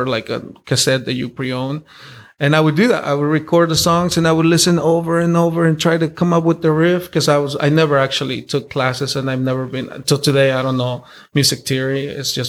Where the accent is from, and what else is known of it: Salinas, California, United States; born or raised there; English is a second language; also born or lived in Morelos, Mexico